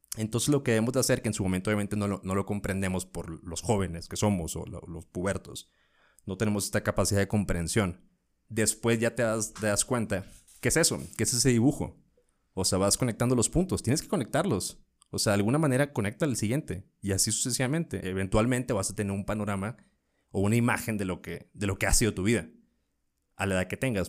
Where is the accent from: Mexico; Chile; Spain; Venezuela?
Mexico; northern Mexico; moved away as an adult; now in Mexico City, Mexico; En el norte